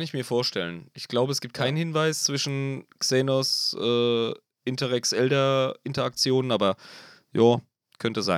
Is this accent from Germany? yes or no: yes; Germany; wir als Deutsche